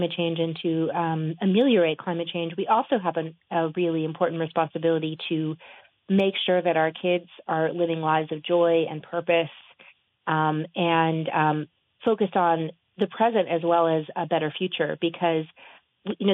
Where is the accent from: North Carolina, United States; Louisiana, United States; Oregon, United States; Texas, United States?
Louisiana, United States; New Orleans; New Orleans after Katrina, which is my hometown